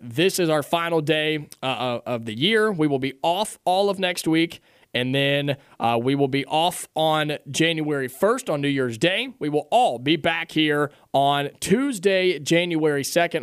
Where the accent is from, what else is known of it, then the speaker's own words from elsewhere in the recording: Dayton, Ohio, United States; moved away; I grew up in Dayton, Ohio